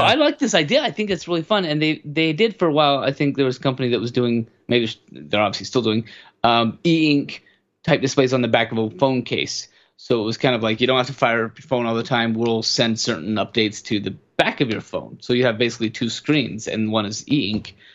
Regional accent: Wyoming, United States; I grew up in Wyoming

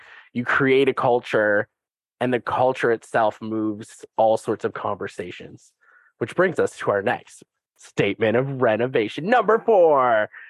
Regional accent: Canada; That's kind of what Canadians are about, and we say sorry, and we have peacekeepers.

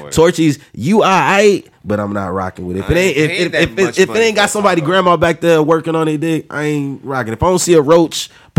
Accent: Austin, Texas, United States; So, I'm from the South Side, 04, Rab Glen, right off Blue Bonnet and South Lamar, you dig?

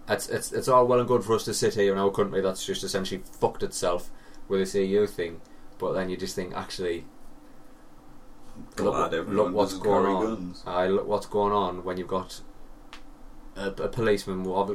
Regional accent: United Kingdom

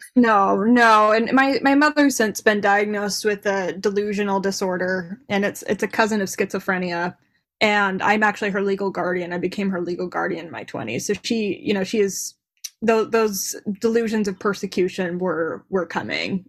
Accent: Davis County, Utah, United States; I grew up in Davis County, Utah

